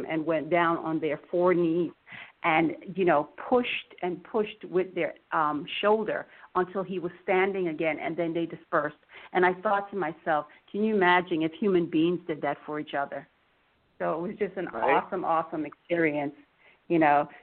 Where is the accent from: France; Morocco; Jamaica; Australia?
Jamaica; now in Florida, United States; originally, I'm from Jamaica, West Indies, and I grew up drinking tea